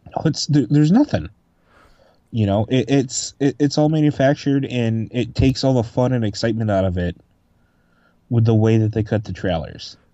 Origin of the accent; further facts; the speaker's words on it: Manoa, United States; the town that I grew up, Manoa